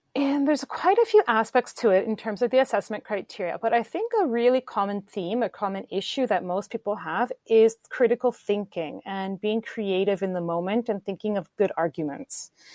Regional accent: Vancouver, British Columbia, Canada; also born or lived in Brazil; I am from Vancouver, Canada. I lived abroad in Brazil as an English teacher for a long time

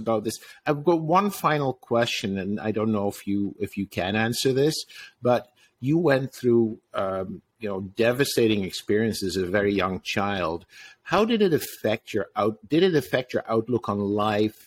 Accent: Netherlands; I grew up in the 60s and the 70s in the Netherlands

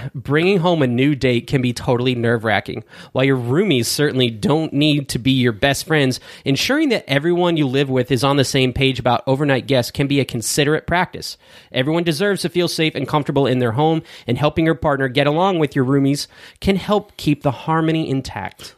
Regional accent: United States; we're American, not British

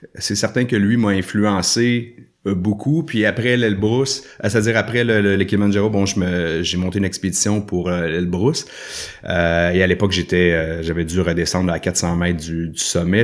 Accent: Sainte-Thérèse, Quebec, Canada; also born or lived in Saint-Jérôme / Saint-Sauveur; now in Joliette, Canada; je, suis né à Saint-Jérôme, à l'hôpital de Saint-Jérôme. J'ai grandi à Sainte-Thérèse, en fait, dans les Basses-Laurentides

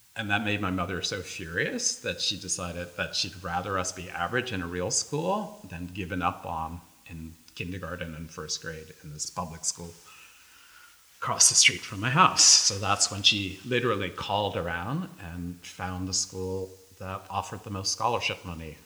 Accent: New York City, New York, United States; we grew up in the South Bronx

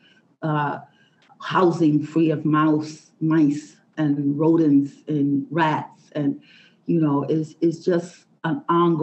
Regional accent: Puerto Barrios, Izabal, Guatemala; now in New York, United States; I was born in Guatemala, Puerto Barrios, Guatemala. I migrated to the United States, New York in 1974

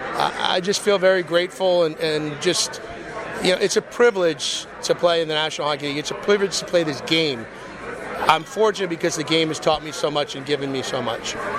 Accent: Michigan, United States; also born or lived in St. Louis, Missouri / New York State; I was born in St. Louis and I, I was raised, left when I was seven, played a lot of my minor hockey um, in Michigan

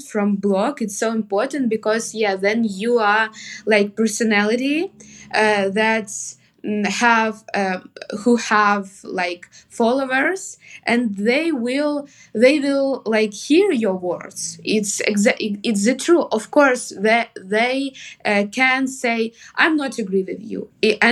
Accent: Kharkiv Oblast, Ukraine; English is a second language; moved away as an adult; also born or lived in Kyiv, Ukraine; now in Toronto, Canada; I'm not like actually from Kharkiv. I'm from Kharkiv region, from like small town.

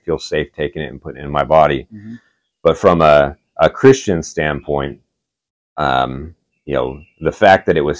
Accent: Oceanside, California, United States; moved away as an adult; now in Augusta, Georgia, United States; I grew up in Oceanside, which is like North San Diego County.

